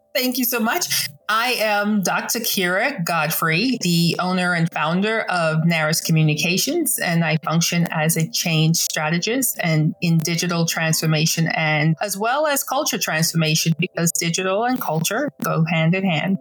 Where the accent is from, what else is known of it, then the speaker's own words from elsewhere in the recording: Nassau, New Providence, Bahamas; now in United States; I'm originally from Nassau, Bahamas